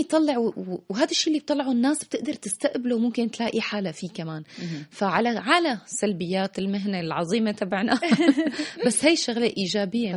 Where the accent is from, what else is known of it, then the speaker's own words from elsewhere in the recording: Damascus, Damascus Governorate, Syria; moved away as an adult; also born or lived in Paris; now in Tunisia; الحضن الأول هو دمشق